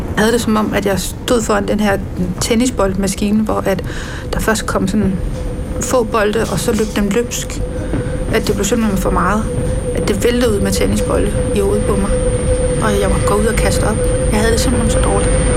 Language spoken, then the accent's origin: Danish; Randers, Central Denmark Region, Denmark; Jeg voksede op i Randers i 70'erne og 80'erne